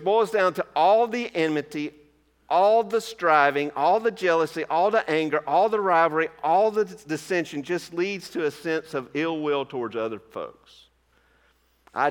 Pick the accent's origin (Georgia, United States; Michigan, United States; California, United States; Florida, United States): Georgia, United States; My home state of Georgia